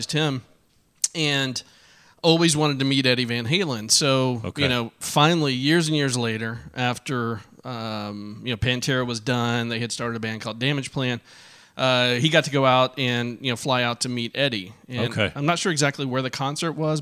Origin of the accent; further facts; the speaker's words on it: Arlington, Texas, United States; I grew up in Arlington. Went to Arlington High School.